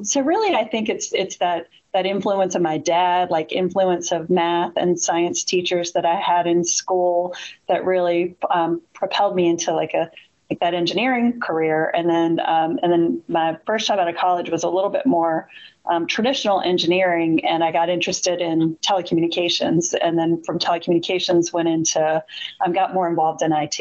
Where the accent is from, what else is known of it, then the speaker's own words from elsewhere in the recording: Richmond, Virginia, United States; I'm from Richmond